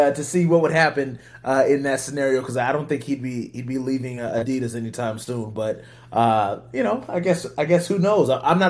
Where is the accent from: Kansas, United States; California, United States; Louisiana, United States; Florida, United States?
California, United States; I'm born and raised in California